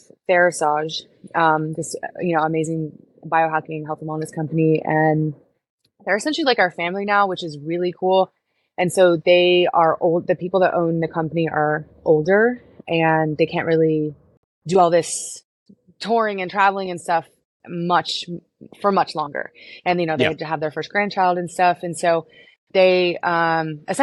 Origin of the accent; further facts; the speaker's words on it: Houston, Texas, United States; moved away as an adult; also born or lived in Florida; I was born and raised in Houston